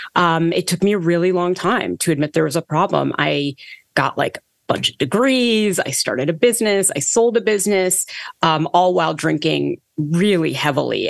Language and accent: English; Toronto, Ontario, Canada; I was born in Toronto, Canada, and kind of grew up as a very, very anxious child of Indian immigrants